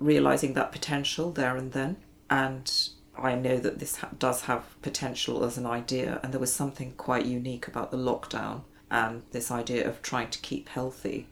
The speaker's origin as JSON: {"language": "English", "country": "India", "tie": "born or raised there", "moved": "yes", "said": "being born and brought up in India"}